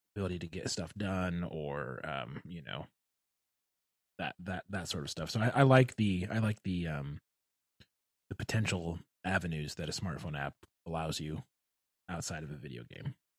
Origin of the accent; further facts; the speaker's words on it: Michigan, United States; growing up in Michigan